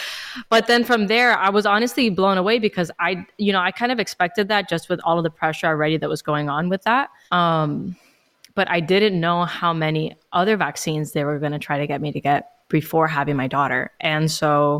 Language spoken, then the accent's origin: English; Miami, Florida, United States; I'm from Miami, born and raised, and I'm 25